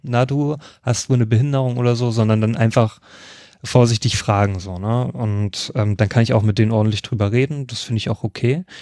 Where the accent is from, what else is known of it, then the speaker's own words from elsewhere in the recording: Leipzig, Saxony, Germany; ich komme aus Leipzig